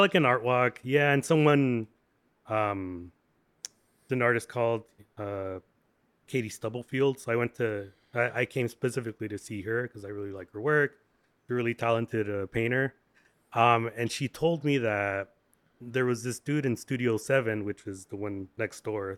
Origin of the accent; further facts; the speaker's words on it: Santa Ana, California, United States; now in Long Beach, United States; born and bred in Santa Ana